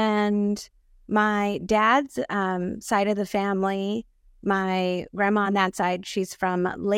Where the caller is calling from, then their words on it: Rancho Cucamonga, California, United States; And currently I'm calling from Rancho Cucamonga, also known as Tungvalan on Turtle Island.